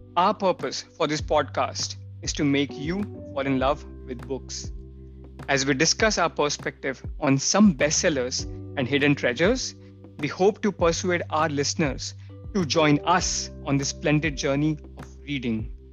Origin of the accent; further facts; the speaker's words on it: India; moved away as an adult; now in Germany; I'm an Indian, so the, the go to graphic novels were always Chacha Chaudhary, Nagraj.